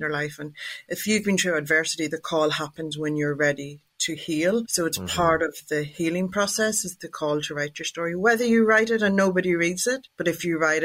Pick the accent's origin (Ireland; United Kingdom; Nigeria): Ireland; I'm Irish